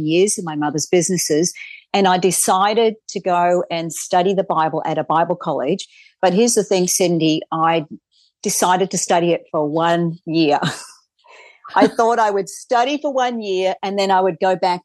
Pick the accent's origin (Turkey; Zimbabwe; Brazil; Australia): Australia; moved away; I grew up in Australia